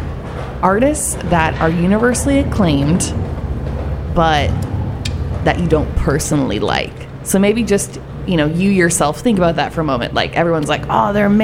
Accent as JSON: {"language": "English", "town": "Eugene", "region": "Oregon", "country": "United States", "tie": "born or raised there", "said": "growing up in Eugene, Oregon, hippie town"}